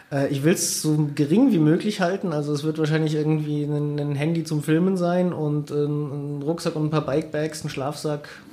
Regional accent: Siegen, North Rhine-Westphalia, Germany; also born or lived in Bayrischzell, Bavaria; sind wir eigentlich erst zurückgezogen nach Siegen, als ich in die Schule gekommen bin.

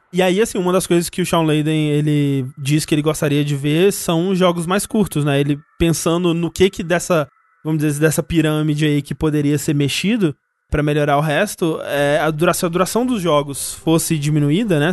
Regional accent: Brazil; sou brasileiro

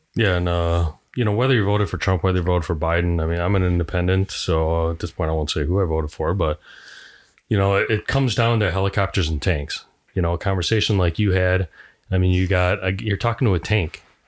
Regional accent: Sun Prairie, Wisconsin, United States; I'm from Sun Prairie

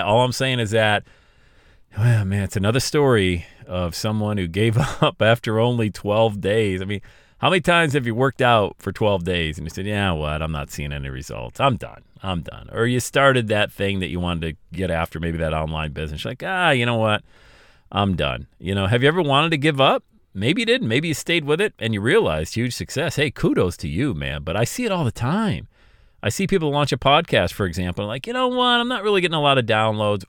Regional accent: Bradford, Pennsylvania, United States; now in Cincinnati, United States; I had to move my family back to my hometown of Bradford, P

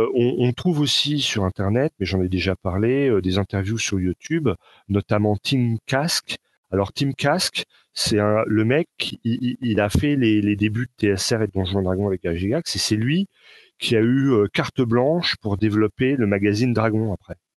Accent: France; accent: Frenchy; mon accent Frenchy

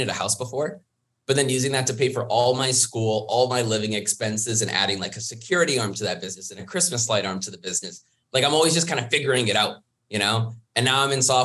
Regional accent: Vancouver, British Columbia, Canada; I'm 28 years old from Vancouver, Canada. I'm the Canadian

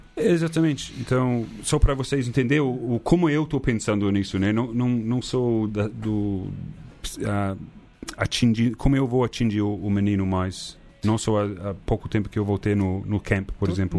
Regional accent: New Zealand; Portuguese is a second language; moved away as an adult; also born or lived in Christchurch; now in Brazil; eu fui para Nova Zelândia, porque é minha terra

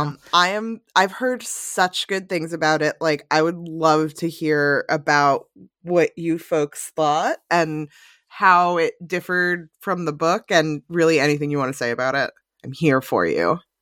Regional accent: New Jersey suburbs, United States; I grew up in the New Jersey suburbs

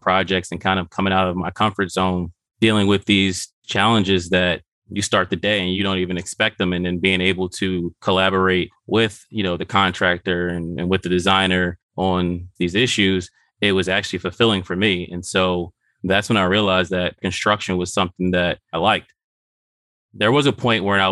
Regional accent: Philadelphia, Pennsylvania, United States; Born and raised in West Philadelphia

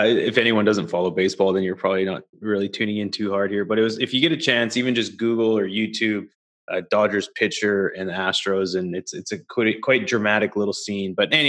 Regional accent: Canada; now in United States; You know, back in the day when I came from Canada down to the US

